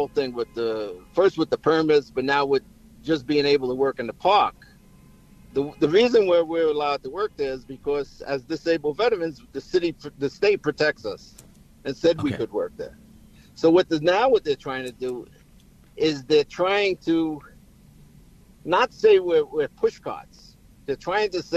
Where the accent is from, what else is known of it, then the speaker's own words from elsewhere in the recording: New York City, New York, United States; I grew up in the Bronx.